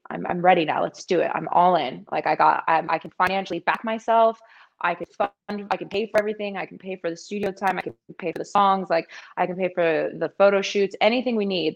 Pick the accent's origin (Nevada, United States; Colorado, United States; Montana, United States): Colorado, United States; Thornton; moved away as an adult; also born or lived in Washington, District of Columbia, United States / East Coast; now in Las Vegas, United States; I am from Thornton, Colorado.